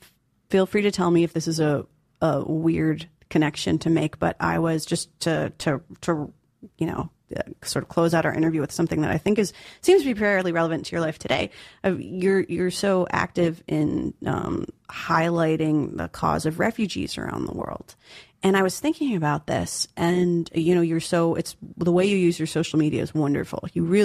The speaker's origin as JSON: {"language": "English", "town": "New York City", "region": "New York", "country": "United States", "tie": "born or raised there", "said": "So growing up in New York is to grow up in New York is to be a part of history"}